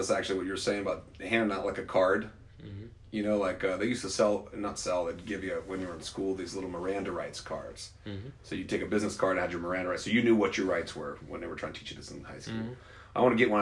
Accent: Ohio, United States; now in South Carolina, United States

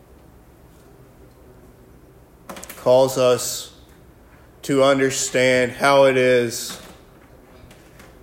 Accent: Alabama, United States; moved away; also born or lived in Iraq; I'm from Alabama

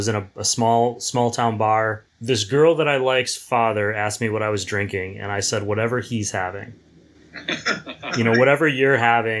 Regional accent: Wisconsin, United States; I'm from the Midwest, and beer is obviously very important to us in Wisconsin

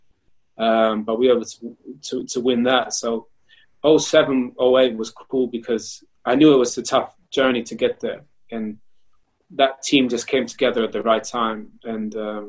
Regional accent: Canada; moved away; also born or lived in Germany / United Kingdom; my body took me all the way from Canada to Germany to the UK to play for England, even though I was born in Canada

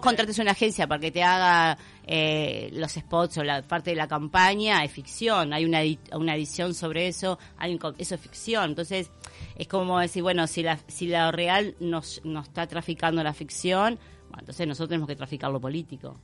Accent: Uruguay; como uruguayos

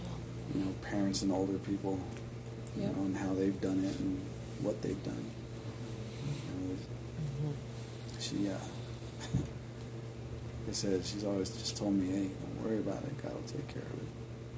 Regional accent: Denver, Colorado, United States; you know where I grew up in Swansea, and how bad it was.

